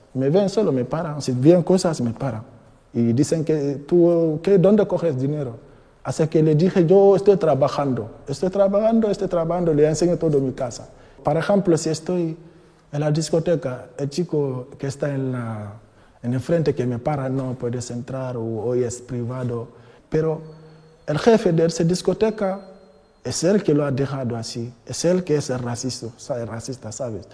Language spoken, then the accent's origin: Spanish; Guinea; Spanish is a second language; moved away as an adult; now in Madrid, Spain; Vengo de Guinea-Conakry. Eh, llevo España de cinco años aquí en España, en Madrid